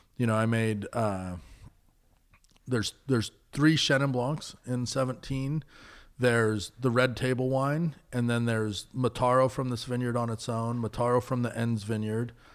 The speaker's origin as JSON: {"language": "English", "town": "Napa", "region": "California", "country": "United States", "tie": "born or raised there", "said": "I grew up out in Coombsville and Napa"}